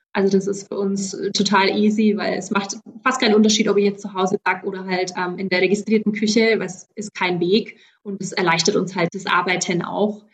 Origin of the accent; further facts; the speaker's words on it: Middle Franconia, Bavaria, Germany; accent: southern German; moved away as an adult; now in Gympie, Australia; ich bin aus Mittelfranken, falls man es nicht hört